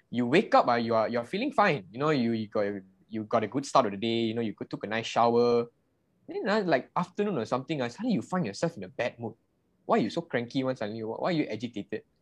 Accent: Seremban, Negeri Sembilan, Malaysia; now in Subang Jaya, Malaysia; I grew up and born and raised in Seremban, but I'm currently based in uh, Subang.

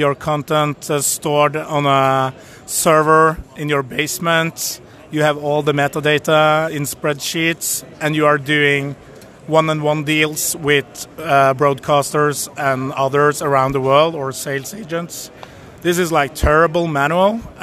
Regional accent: Norway; We are from Norway, located in Oslo and Kvitsøy

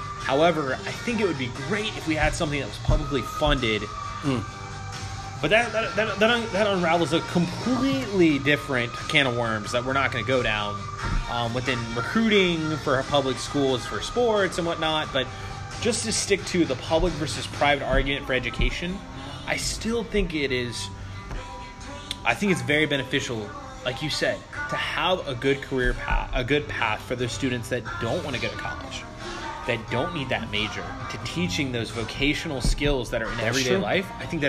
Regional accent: Chesapeake, Virginia, United States; now in Durham, United States; I'm from Chesapeake

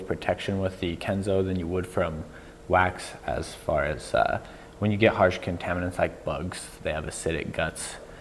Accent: Billings, Montana, United States; also born or lived in Rapid City, South Dakota; I'm actually from Billings, born and raised here

